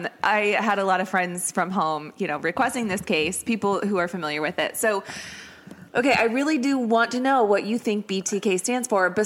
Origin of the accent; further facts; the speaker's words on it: Shawnee, Kansas, United States; I am from Shawnee, Kansas, which is like two and a half to 3 hours